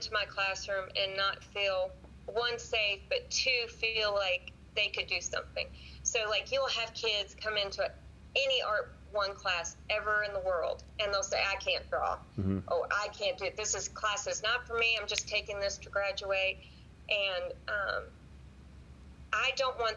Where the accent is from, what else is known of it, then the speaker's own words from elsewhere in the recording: Wilmington, North Carolina, United States; moved away as an adult; also born or lived in Washington, D.C. area / Chattanooga, Tennessee; I grew up in Wilmington, my later years was in Wilmington, North Carolina. My dad worked for the government, so we lived right outside of Washington, D.C. until sixth grade. Moved to Wilmington, North Carolina until 12th